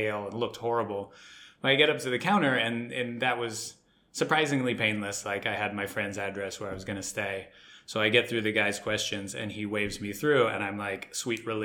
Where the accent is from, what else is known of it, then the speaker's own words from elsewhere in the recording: Australia; moved away; also born or lived in United States; I grew up in Australia